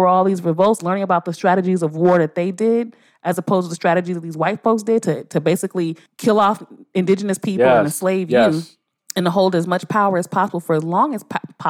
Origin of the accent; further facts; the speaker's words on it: Los Angeles, California, United States; This shit happened in L.A. Yeah. And I'm from South Central my whole life.